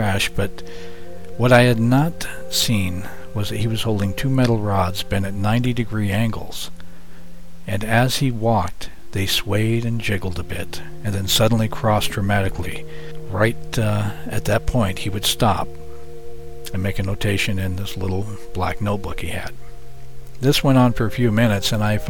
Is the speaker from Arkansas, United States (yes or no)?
no; Yucca Valley, California, United States; my hometown of Yucca Valley, California, where I grew up